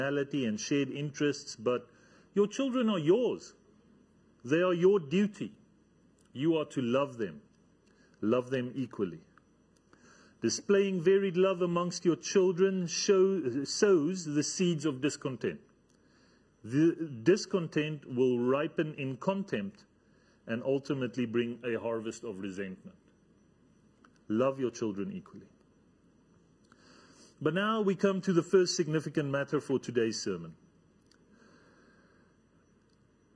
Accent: Namibia; I come from Namibia. In Namibia, there's a whole lot of space there

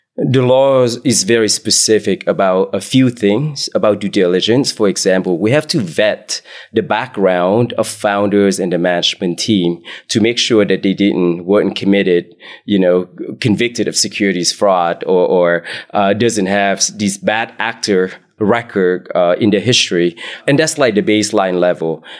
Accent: Bay Area, California, United States; So I grew up in the Bay oh, Area

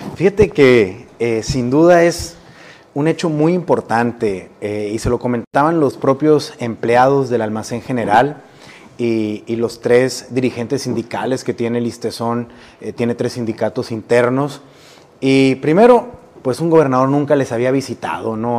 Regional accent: Sonora, Mexico; moved away as an adult; me regresó a mi tierra

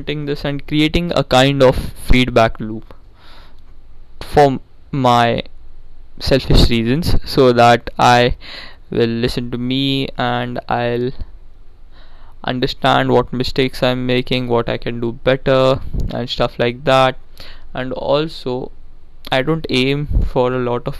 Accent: India; now I'm from India

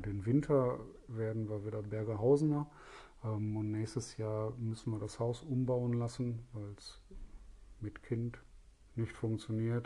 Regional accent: Essen, North Rhine-Westphalia, Germany; Da ich selber gebürtiger Essener bin

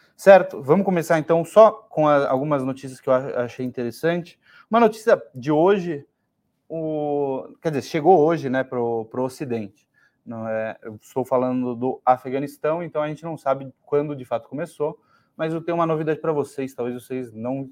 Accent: Brazil; a gente é brasileiro

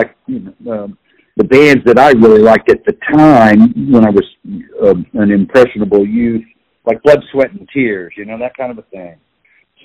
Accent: Kansas City, Kansas, United States; also born or lived in Liberal, Kansas; I was born in Kansas City

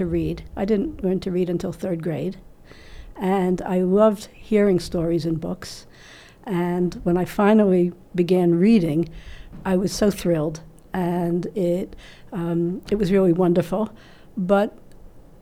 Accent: New York City, New York, United States; I grew up in the Bronx in New York City

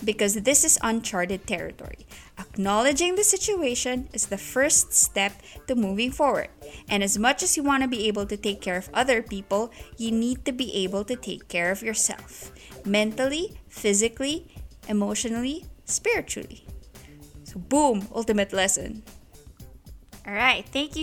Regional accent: Saipan, Northern Mariana Islands; I grew up in Saipan, which is this really quaint island in the Pacific

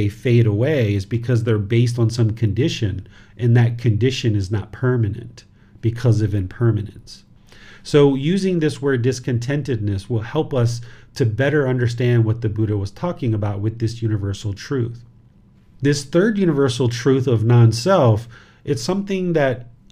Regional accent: United States; now in Thailand; I am a dad, I am American. I live in Thailand.

